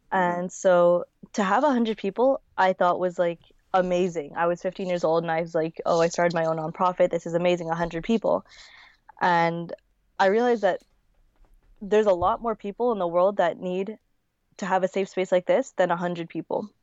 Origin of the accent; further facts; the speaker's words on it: Winnipeg, Manitoba, Canada; also born or lived in Manila, Philippines; I was born in Manila. I was born in nineteen ninety-nine, and I was nine months old when I moved to Winnipeg.